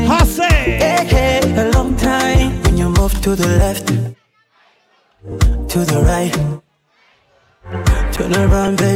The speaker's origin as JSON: {"language": "English", "country": "Kenya", "said": "I'm Kenyan, so you know I'm a marathon runner."}